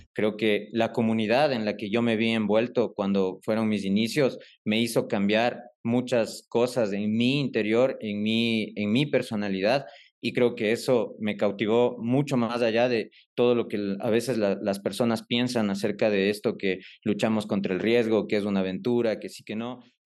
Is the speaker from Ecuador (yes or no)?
yes; Quito, Pichincha, Ecuador; soy ecuatoriano, eh, soy quiteño de nacimiento